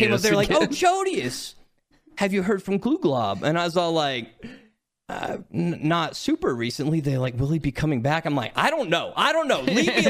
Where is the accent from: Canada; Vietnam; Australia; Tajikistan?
Australia; It's just being Australian. We all sound the same.